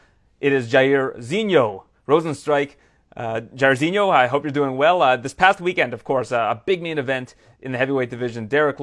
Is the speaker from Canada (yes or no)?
yes; Canada; as a Canadian